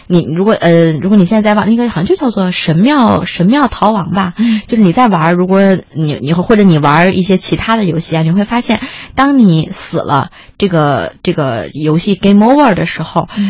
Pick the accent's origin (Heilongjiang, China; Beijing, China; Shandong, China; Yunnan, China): Beijing, China; 我是一个北京人啊